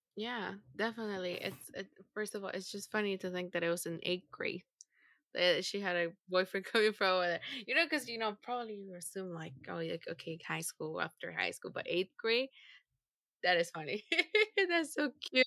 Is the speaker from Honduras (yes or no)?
yes; Honduras; moved away; growing up in Honduras